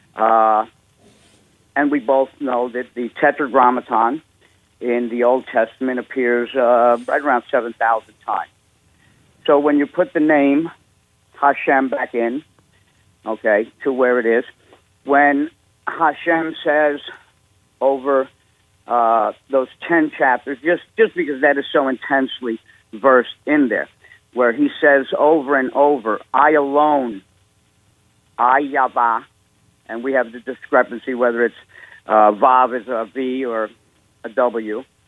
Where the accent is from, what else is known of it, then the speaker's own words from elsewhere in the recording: New York City, New York, United States; moved away as an adult; now in Huntersville, North Carolina, United States; I'm a Jew from New York, born in New York City in 58.